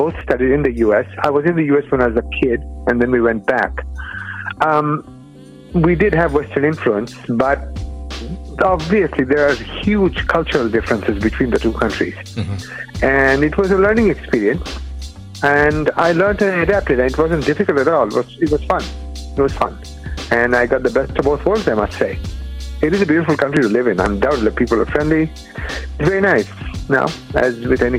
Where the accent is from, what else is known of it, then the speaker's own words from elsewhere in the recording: Bangladesh; first language Bengali; English is a second language; moved away as an adult; also born or lived in Michigan, United States; now in United States; I'm from a little country across the globe called Bangladesh. I moved to the U.S. to do my PhD in physics.